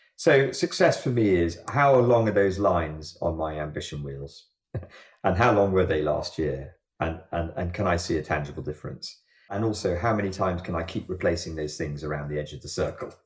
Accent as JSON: {"language": "English", "country": "Jersey", "tie": "born or raised there", "said": "I grew up in Jersey above a surf bay"}